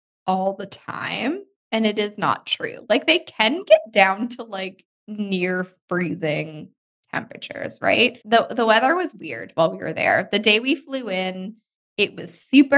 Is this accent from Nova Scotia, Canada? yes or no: yes; Nova Scotia, Canada; we're from Nova Scotia, like the East Coast of Canada.